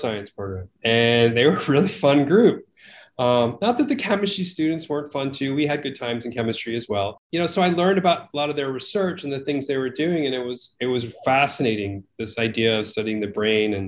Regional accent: Connecticut, United States; I grew up in Connecticut, and my home was serviced by mostly nuclear power

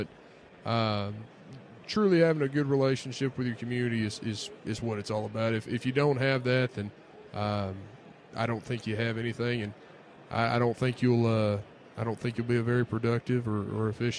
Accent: Austin, Texas, United States; also born or lived in Panola County, Texas; I was born in Austin.

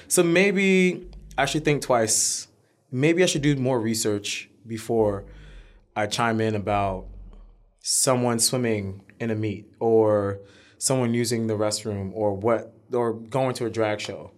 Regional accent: New York City, New York, United States; we grew up in Harlem when Harlem was a terrible neighborhood

